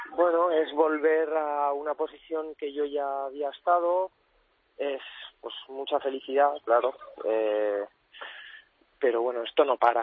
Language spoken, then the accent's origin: Spanish; Cuenca, Castilla-La Mancha, Spain; moved away; also born or lived in Valencia; soy nacido en Cuenca, pero mi familia es de Valencia